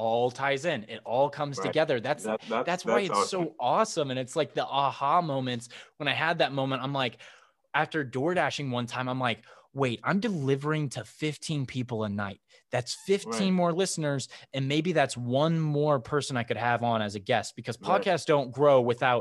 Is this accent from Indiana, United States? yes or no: yes; Indiana, United States; now in California, United States; I'm from Indiana